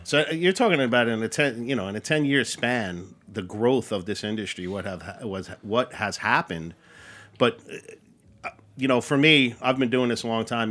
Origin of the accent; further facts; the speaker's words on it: Long Island, Queens, New York, United States; moved away as an adult; also born or lived in Athens, New York; I'm born and raised in Long Island and I grew up in Queens